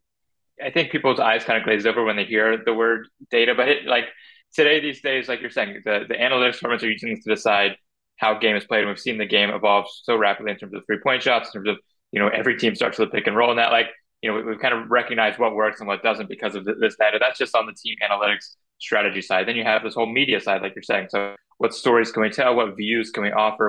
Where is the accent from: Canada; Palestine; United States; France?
United States; North Carolina; I grew up in North Carolina